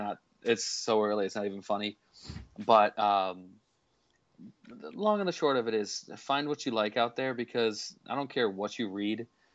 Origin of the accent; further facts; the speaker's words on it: Illinois, United States; I'm from Illinois.